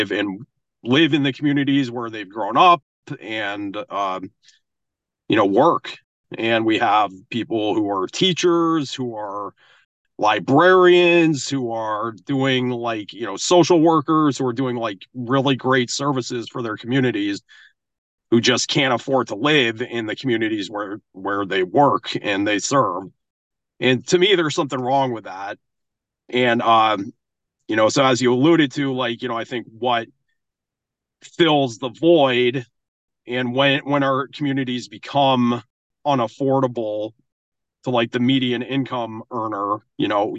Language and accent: English; Maine, United States; I grew up in Maine